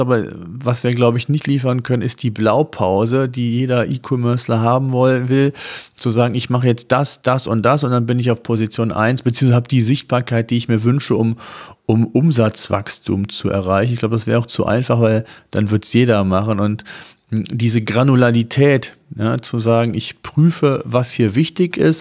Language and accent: German; Germany; bei uns in Deutschland